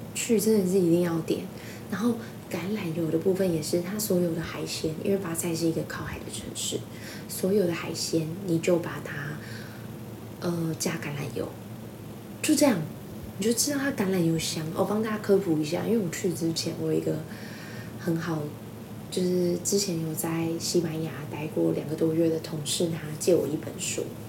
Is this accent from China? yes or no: no; Taiwan; 我们都是台湾人